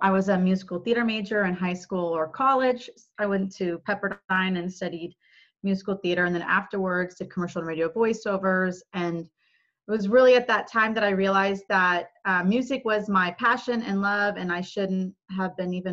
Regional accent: Dallas, Texas, United States; also born or lived in Los Angeles; I actually moved from LA to Dallas, which is my hometown

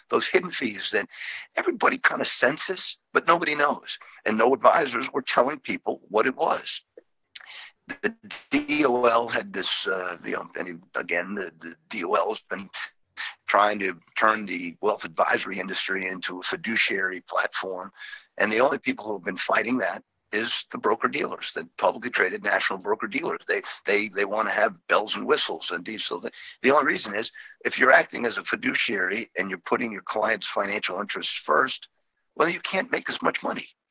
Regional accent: New England, United States; moved away as an adult; now in Northern Virginia, United States; I grew up in the New England area

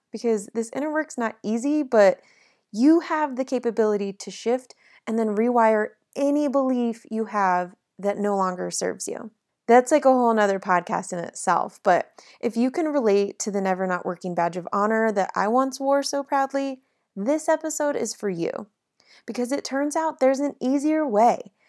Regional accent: South Lake Tahoe, California, United States; now in Nashville, United States; my hometown of South Lake Tahoe

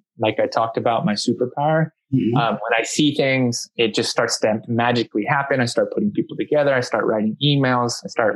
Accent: San Diego, California, United States; I'm born and raised in San Diego, California.

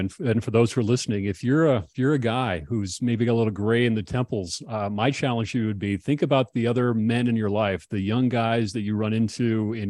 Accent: Alexandria, Minnesota, United States; moved away as an adult; I went back to Alexandria, Minnesota last summer. I go back every year and I visit high school friends and my buddies.

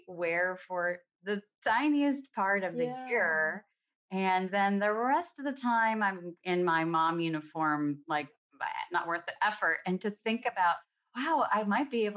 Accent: California, United States; now in Seattle, United States; I grew up in California

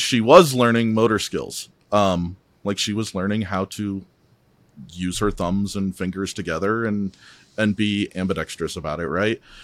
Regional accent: Midwest, United States; now in Salt Lake City, United States; I'm originally from the Midwest, so I'm, I'm a transplant out here

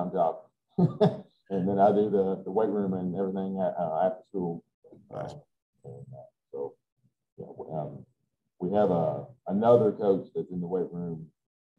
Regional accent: Carlisle, Kentucky, United States; also born or lived in Tennessee / South Carolina / Floyd County, Kentucky / Bullitt County, Kentucky; So moved back to my hometown, Nicholas County.

